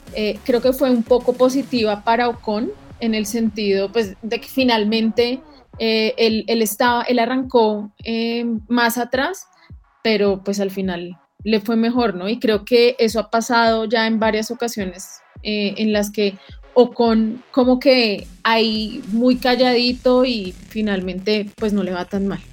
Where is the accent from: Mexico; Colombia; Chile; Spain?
Colombia; como colombianos